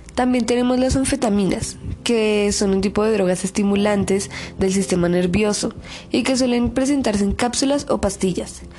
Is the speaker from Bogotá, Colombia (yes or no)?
yes; Bogotá, Colombia; soy de Bogotá, Colombia, estudiante del Colegio INEM de Kennedy